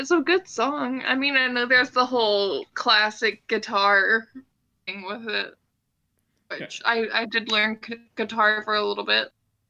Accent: Louisiana, United States; I grew up in Louisiana

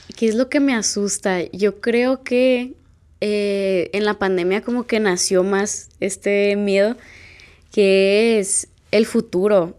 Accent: Culiacán, Sinaloa, Mexico; vivo en México, soy de Culiacán

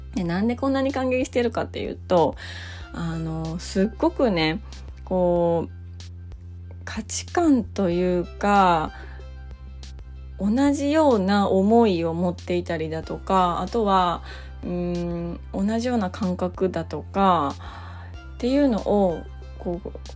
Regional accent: Japan; 日本で生まれ育った

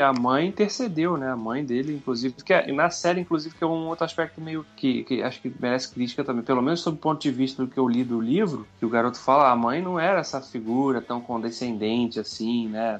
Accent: Brazil

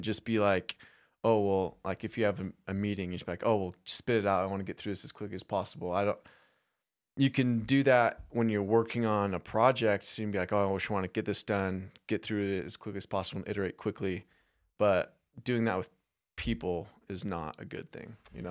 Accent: Phoenix, Arizona, United States; now in Utah, United States; I'm from Phoenix.

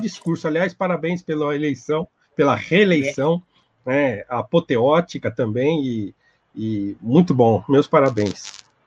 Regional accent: Brazil; todos nós enquanto brasileiros

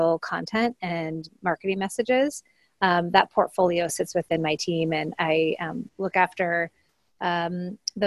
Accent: Portland, Oregon, United States; a small liberal arts college called Linfield in Oregon, which is where I'm from Portland

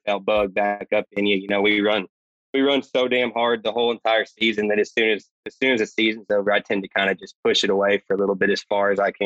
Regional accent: Houston, Texas, United States; moved away; I'm from the Houston area originally

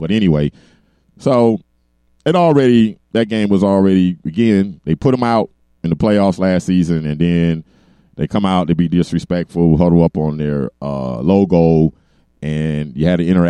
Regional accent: Miami Gardens, Florida, United States; moved away; they're going to play it down in my hometown at a stadium that's not too far from where I grew up, in Miami Gardens.

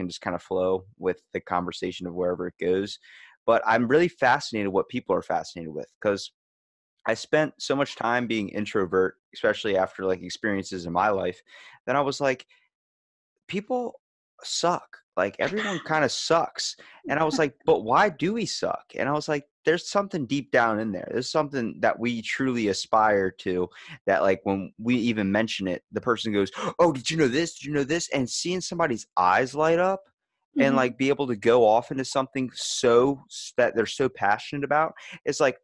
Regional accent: Ocean City, Maryland, United States; I'm from Maryland, Ocean City

